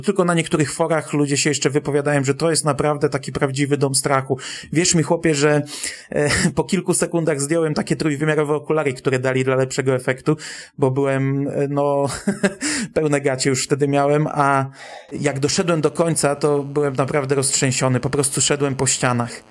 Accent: Bydgoszcz, Kuyavian-Pomeranian Voivodeship, Poland; u nas w Bydgoszczy

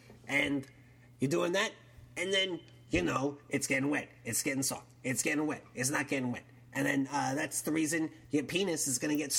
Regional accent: Texas, United States; Like I said, you know, I'm living down in Texas. As you might have heard from my accent, I'm born and bred in Texas.

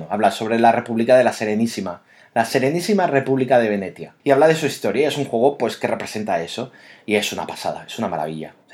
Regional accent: Catalonia, Spain; siendo catalanes

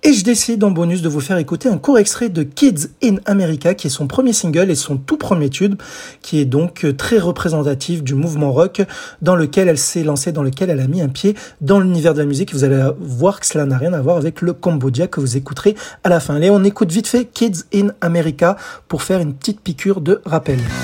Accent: France; chez nous en France

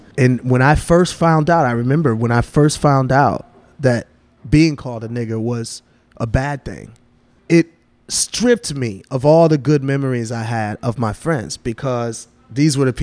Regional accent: Milwaukee, Wisconsin, United States; I grew up in Milwaukee, Wisconsin, very divided city racially

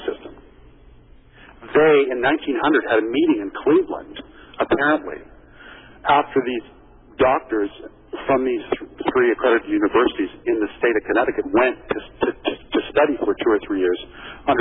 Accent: Canada; as a Canadian

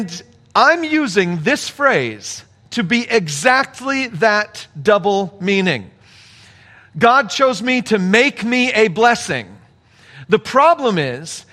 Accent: United States; us as American Christians

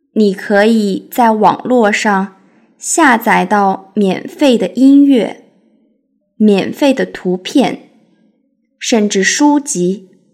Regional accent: China; 我作为一个中国人

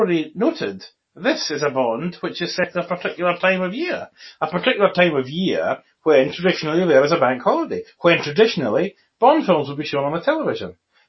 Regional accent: Scotland, United Kingdom; I am a Scottish person.

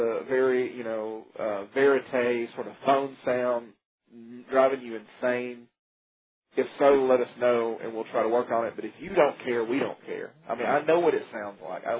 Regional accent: Coleman, United States; now in Huntsville, United States; I'm not originally from Huntsville. I'm from a place called Coleman

